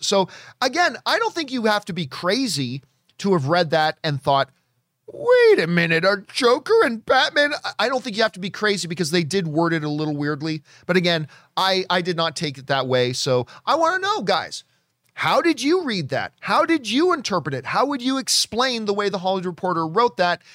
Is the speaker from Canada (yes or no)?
yes; Hamilton, Ontario, Canada; now in Los Angeles, United States; My hometown, Hamilton, Ontario, Canada